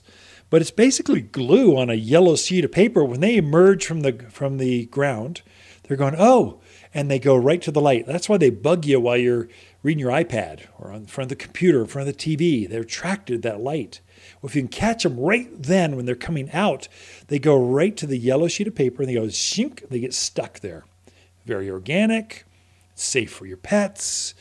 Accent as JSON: {"language": "English", "town": "Prescott", "region": "Arizona", "country": "United States", "said": "We're all from Prescott, Arizona"}